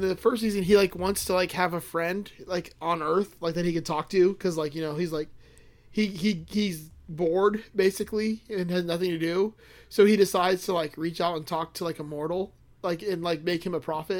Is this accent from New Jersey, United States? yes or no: yes; Atlantic City, New Jersey, United States; I'm from the Jersey Shore, bitch. Atlantic City.